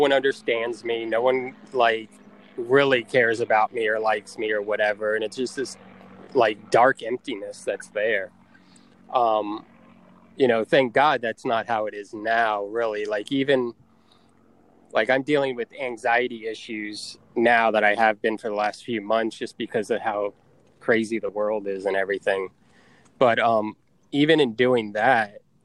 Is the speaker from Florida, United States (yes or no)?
yes; Tampa, Florida, United States; moved away; Tampa, which is my hometown